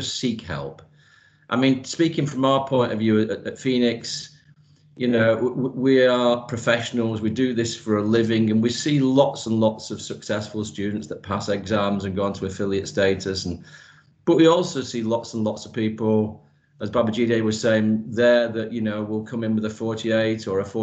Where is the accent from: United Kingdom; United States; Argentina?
United Kingdom; Manchester, North West England; moved away as an adult; now in United Arab Emirates; I've been in the UAE now for 16 years, but I was born and raised in Manchester.